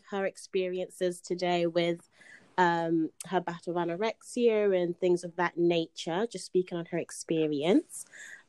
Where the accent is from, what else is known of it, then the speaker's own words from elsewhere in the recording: United Kingdom; I'm not from America